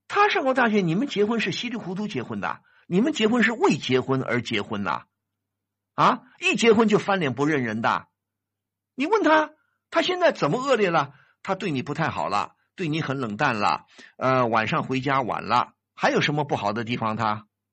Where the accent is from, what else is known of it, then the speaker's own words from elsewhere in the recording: China; 现在我们中国人的养老是个大问题啊